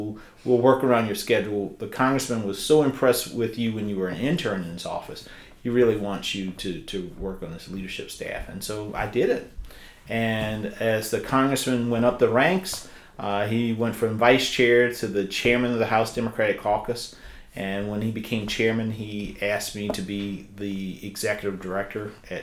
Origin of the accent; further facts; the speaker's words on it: South Carolina, United States; moved away as an adult; also born or lived in Washington, D.C.; my hometown congressman, Jim Clyburn of South Carolina